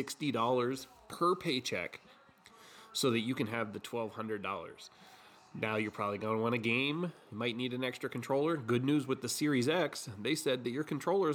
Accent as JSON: {"language": "English", "country": "United States", "said": "I'm American"}